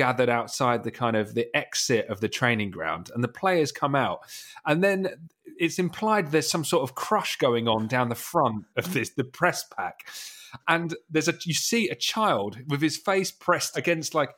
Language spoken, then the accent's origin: English; Essex, East of England, United Kingdom; I'm from Essex